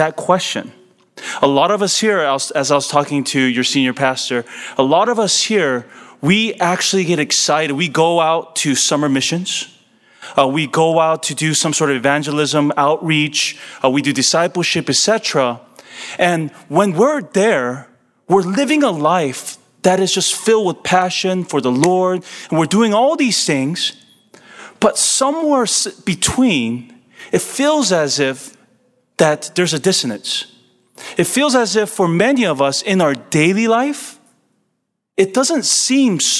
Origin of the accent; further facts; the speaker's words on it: California, United States; I'm born and raised in California